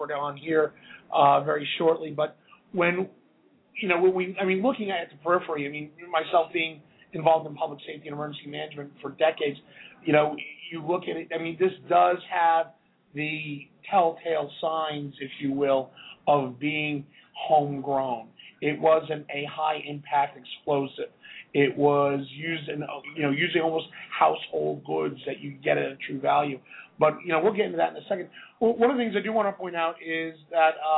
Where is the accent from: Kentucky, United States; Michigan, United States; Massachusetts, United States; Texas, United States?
Massachusetts, United States; Boston; I grew up in Boston. I grew up just outside of Boston